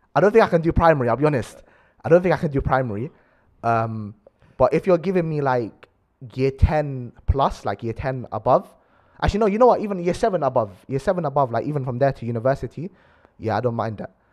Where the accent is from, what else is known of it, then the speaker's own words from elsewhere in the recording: London, United Kingdom; we grew up in South Acton.